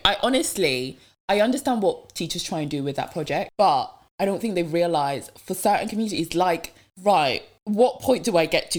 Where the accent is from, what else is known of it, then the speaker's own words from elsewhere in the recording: Devon, South West England, United Kingdom; first language French; English is a second language; moved away; I went back um, to my hometown in Devon